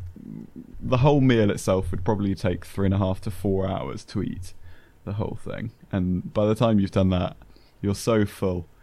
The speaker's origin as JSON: {"language": "English", "country": "United Kingdom", "accent": "southern British", "said": "a very southern British thing that we just are awful at showing excitement"}